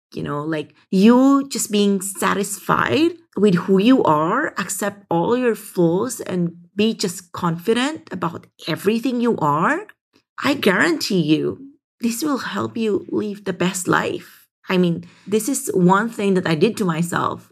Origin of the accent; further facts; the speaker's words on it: Philippines; growing up in the Philippines